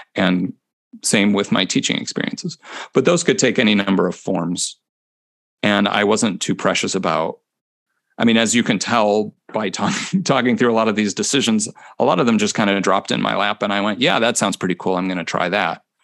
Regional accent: near Chicago, Illinois, United States; moved away as an adult; also born or lived in Cincinnati, Ohio / Houston, Texas / Honolulu, Hawaii / Corpus Christi, Texas; now in Minneapolis, United States; I'm from the Midwest

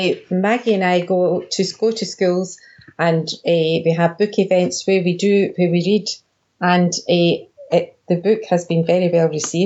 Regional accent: Dunoon, Scotland, United Kingdom; moved away as an adult; now in Ayrshire, United Kingdom; I was born in Dunoon, and the the words I knew as a child in Dunoon were different entirely from the words that I heard in Ayrshire when I came here

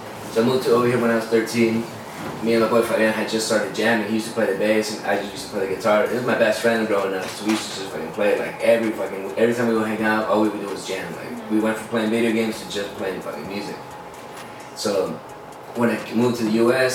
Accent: Tecate, Baja California, Mexico; moved away; also born or lived in Spring Valley, California, United States; From Tecate

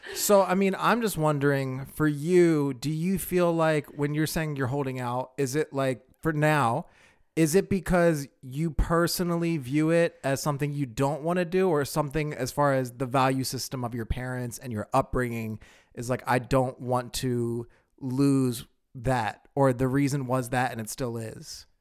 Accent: Pennsylvania, United States; I'm originally from Pennsylvania

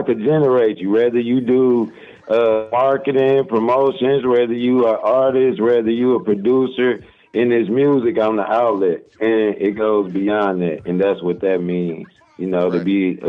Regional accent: Detroit, Michigan, United States; I'm from Detroit, West Side. That's the West Side, East Side, born and raised.

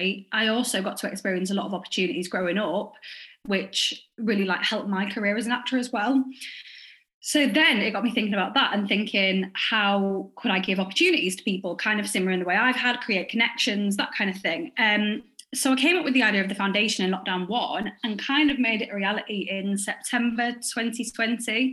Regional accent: Hull, Yorkshire and the Humber, United Kingdom; I'm from Hull. I still live here now.

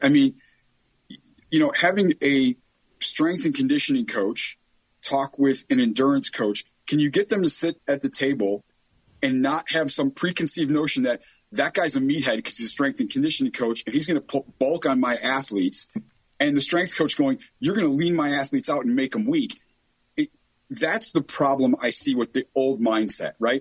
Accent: Chicago, Illinois, United States; I grew up in Chicago. I'm from the south side of Chicago.

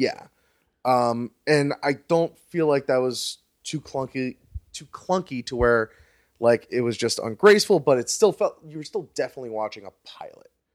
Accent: Fort Lauderdale, Florida, United States; I grew up in South Florida between Miami and Palm Beach

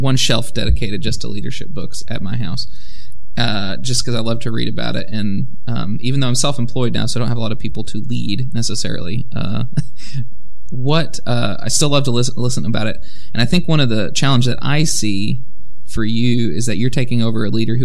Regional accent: Alexandria, Louisiana, United States; I was born in Alexandria, Louisiana

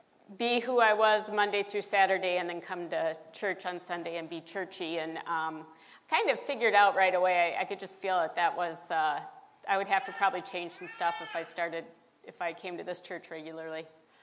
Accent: Decatur, Illinois, United States; born there; I was born in Decatur, Illinois. It's where my parents met.

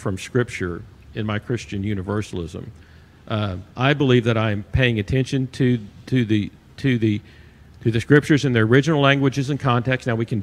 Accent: Arkansas, United States; I'm from Arkansas.

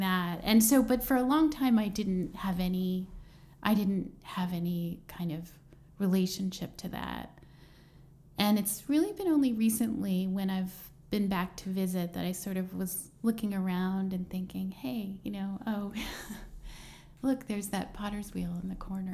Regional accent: Plymouth Meeting, Pennsylvania, United States; now in Brooklyn, United States; I'm from um, suburban Philadelphia

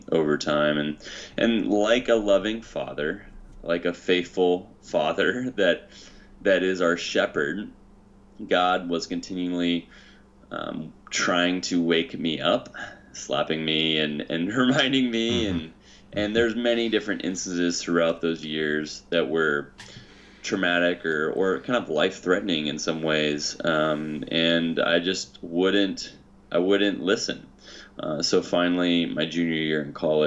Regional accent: Hutchinson, Kansas, United States; now in California, United States; I grew up in Kansas, Hutchinson, Kansas, the middle of America

